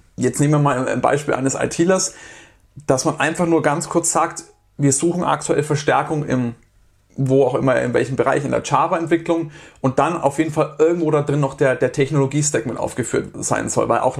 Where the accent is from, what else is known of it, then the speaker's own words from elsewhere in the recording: Germany; bei uns in Deutschland